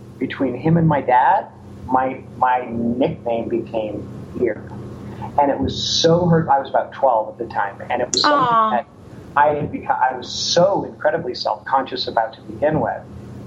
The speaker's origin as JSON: {"language": "English", "region": "Ontario", "country": "Canada", "tie": "born or raised there", "moved": "yes", "lives_now": "United States", "said": "I'm from Ontario, Canada, born and raised. I came to the United States. I've been here now 22 years."}